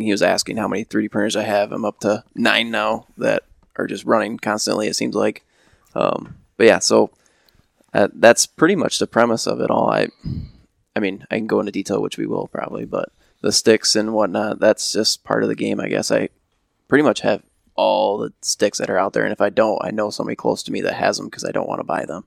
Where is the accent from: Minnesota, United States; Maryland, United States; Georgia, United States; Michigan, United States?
Michigan, United States; Ravenna; born and raised in Ravenna